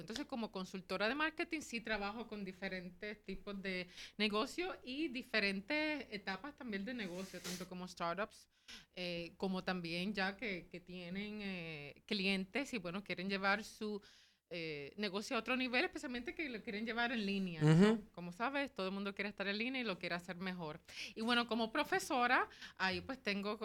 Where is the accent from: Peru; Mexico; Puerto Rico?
Puerto Rico; soy boricua también, aquí estamos desde San Juan